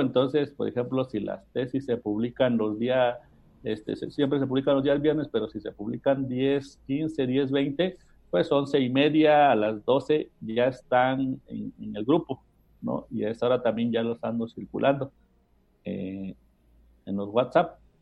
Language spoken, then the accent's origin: Spanish; Mexico; todos los mexicanos sabemos muchas groserías.